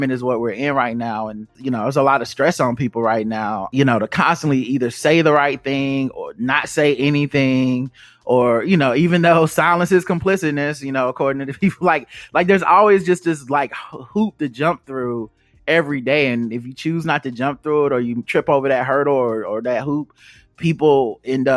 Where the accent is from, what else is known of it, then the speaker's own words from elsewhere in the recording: the South, United States; growing up in the South